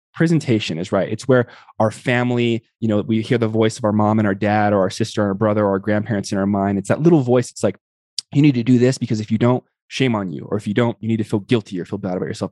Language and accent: English; Tucson, Arizona, United States; I grew up in the Southwest Barrios in Tucson, Arizona